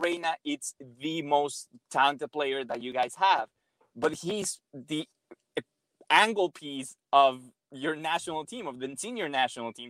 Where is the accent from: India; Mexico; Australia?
Mexico; I'm obviously born and raised in Mexico